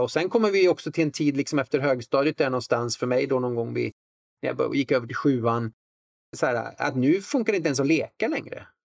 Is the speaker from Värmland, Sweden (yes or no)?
yes; Värmland, Sweden; så växte jag upp liksom på en plats med, med, intressen som inte liksom rymdes i den stereotypa boxen. En bruksort i Värmland